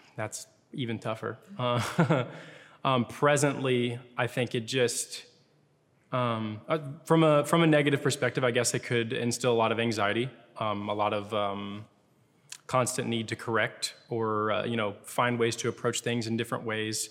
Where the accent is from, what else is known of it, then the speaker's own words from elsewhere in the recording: Louisville, Kentucky, United States; moved away as an adult; also born or lived in Lexington, Kentucky; now in Atlanta, United States; I grew up in Louisville, Kentucky, lived there for most of my life